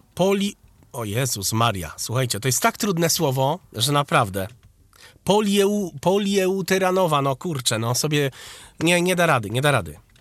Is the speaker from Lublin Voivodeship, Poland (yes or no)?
no; Wrocław, Lower Silesian Voivodeship, Poland; A ja właśnie jestem z Wrocławia.